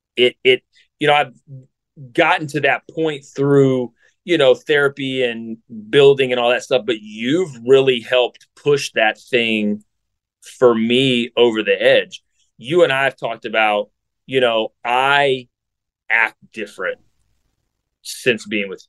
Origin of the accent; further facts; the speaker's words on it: south of Columbus, Ohio, United States; I grew up in Ohio, so I'm an Ohio guy too. Grew up in south of Columbus